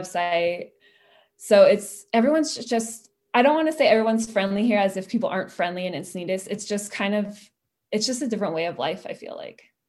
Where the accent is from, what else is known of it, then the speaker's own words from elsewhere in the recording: Petaluma, California, United States; moved away; I grew up in Petaluma